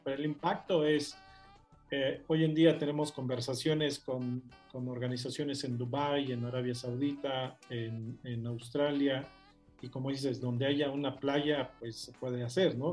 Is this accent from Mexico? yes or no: yes; Mexico; moved away as an adult; also born or lived in United Kingdom; nací en México, pero soy latinoamericano